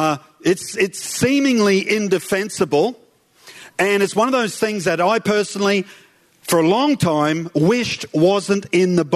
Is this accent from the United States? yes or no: no; Toowoomba, Queensland, Australia; I grew up in Rockville, in Toowoomba. I'm a Toowoomba boy